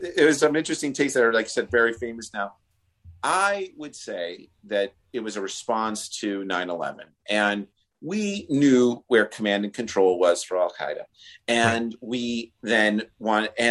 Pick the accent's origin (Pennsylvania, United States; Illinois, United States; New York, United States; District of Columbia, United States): New York, United States; I'm a New Yorker